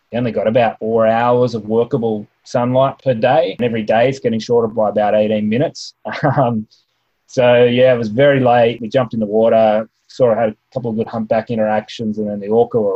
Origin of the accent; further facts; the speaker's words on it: Australia; They might not know I'm Australian, they might not speak my dialect